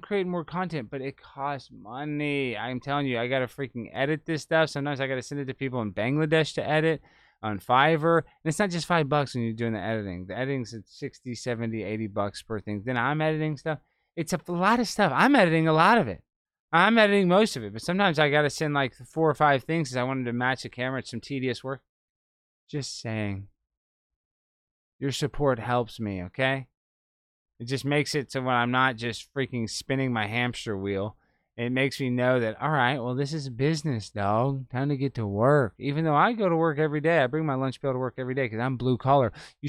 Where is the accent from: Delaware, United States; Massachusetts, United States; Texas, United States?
Texas, United States; Dallas; So, I mean, I'm from Dallas, born and raised.